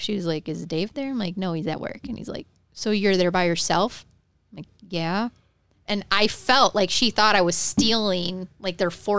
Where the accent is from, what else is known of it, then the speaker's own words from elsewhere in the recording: Detroit, Michigan, United States; moved away; I was trash from Detroit.